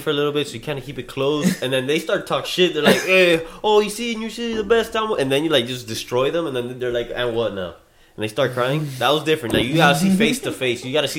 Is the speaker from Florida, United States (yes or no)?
yes; Miami, Florida, United States; growing up Miami versus New York. Kevin's from New York. We're from Miami.